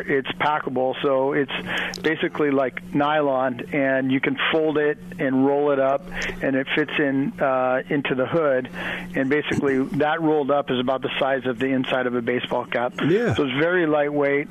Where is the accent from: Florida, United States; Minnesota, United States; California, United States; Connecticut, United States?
California, United States; Dana Point; I grew up in Dana Point